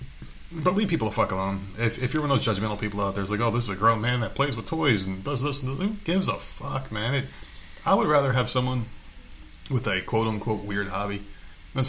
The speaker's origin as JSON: {"language": "English", "region": "New Jersey", "country": "United States", "said": "I'm from Jersey. That's a special Northeast."}